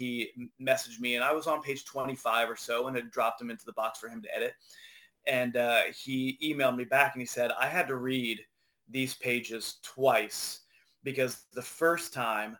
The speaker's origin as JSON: {"language": "English", "region": "Ohio", "country": "United States", "tie": "born or raised there", "said": "I grew up in Ohio"}